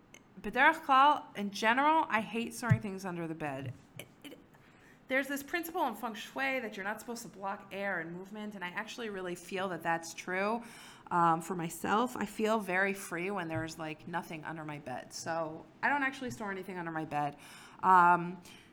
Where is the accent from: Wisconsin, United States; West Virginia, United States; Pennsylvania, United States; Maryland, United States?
Maryland, United States; Silver Spring; moved away; I grew up in Silver Spring, Maryland.